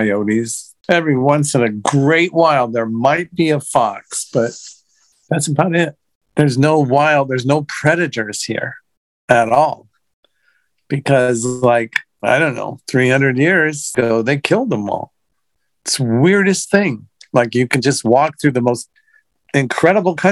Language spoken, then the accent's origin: English; United States; I'm from the States